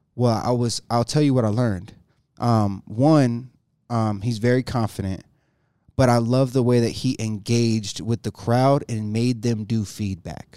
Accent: Jacksonville, North Carolina, United States; moved away as an adult; also born or lived in Greenville, North Carolina; now in Colorado, United States; that's where I was raised, Jacksonville

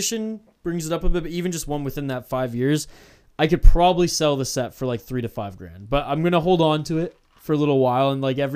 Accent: Canada; I'm Canadian

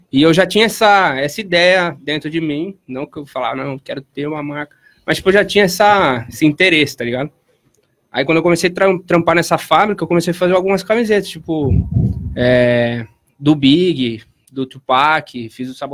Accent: Piracicaba, São Paulo, Brazil; nasci em 1994, aqui na cidade de Piracicaba mesmo

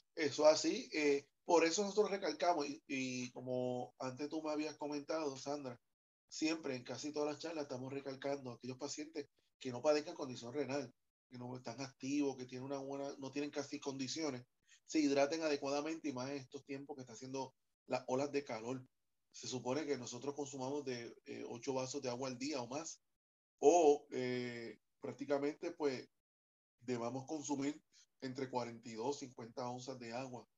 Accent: Puerto Rico; el puertorriqueño come mucho, mucha bichuela

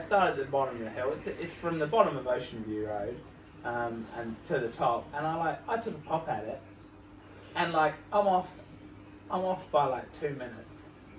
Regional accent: Helensville, Auckland, New Zealand; my hometown, Helensville

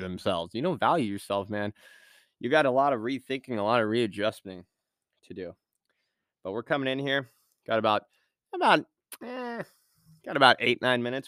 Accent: Point Arena, California, United States; moved away; I grew up in Me-, Mendocino, uh, Point Arena, California

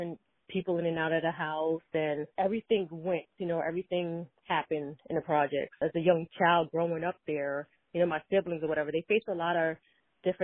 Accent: New York City, New York, United States; I grew up in Brooklyn, in the PJs, projects

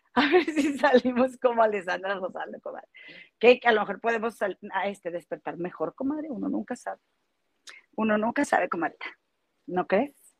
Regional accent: Monterrey, Nuevo León, Mexico; moved away as an adult; now in Chicago, United States; yo soy de aquí de Monterrey y vivo en Chicago desde hace casi, bueno, cuatro años y medio

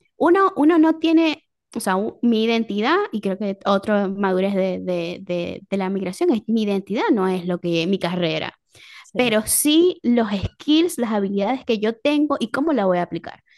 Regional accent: Venezuela; moved away

